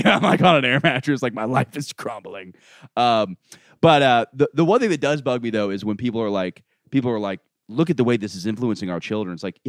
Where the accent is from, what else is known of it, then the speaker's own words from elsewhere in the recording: New York, United States; I'm a New Yorker.